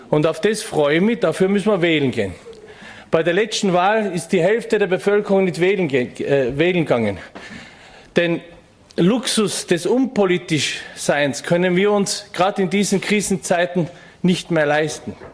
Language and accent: German; Innsbruck, Tyrol, Austria; ich bin gebürtiger Innsbrucker und seit meiner frühen Jugendzeit gesellschaftspolitisch und politisch aktiv.